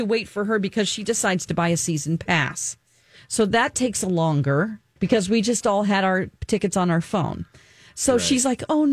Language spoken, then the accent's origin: English; Springfield, Missouri, United States; now in Minneapolis, United States; my hometown of Springfield, Missouri